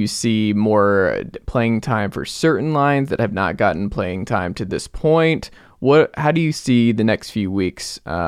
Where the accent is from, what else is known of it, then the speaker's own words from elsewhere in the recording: Atlanta, Georgia, United States; Yeah, I mean, I'm from Atlanta, but I still don't have anything.